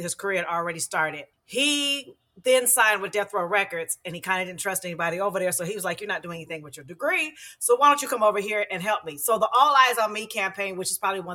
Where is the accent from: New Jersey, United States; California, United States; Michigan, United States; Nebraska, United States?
California, United States; San Francisco; I'm from the Bay Area, San Francisco originally